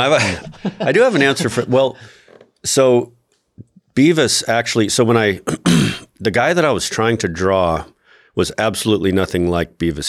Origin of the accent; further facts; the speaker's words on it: Albuquerque, New Mexico, United States; different people that I knew growing up in Albuquerque